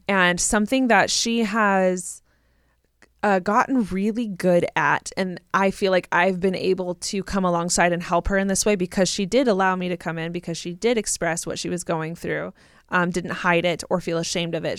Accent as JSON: {"language": "English", "region": "Southern California", "country": "United States", "tie": "born or raised there", "said": "I grew up in Southern California"}